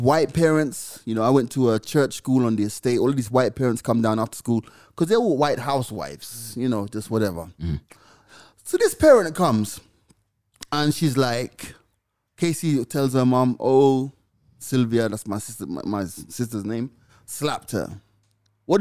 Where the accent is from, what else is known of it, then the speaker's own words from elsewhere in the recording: Jamaica; I'm from Jamaica